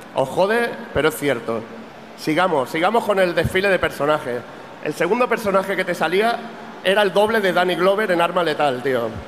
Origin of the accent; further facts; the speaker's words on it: Catalonia, Spain; Yo como buen catalán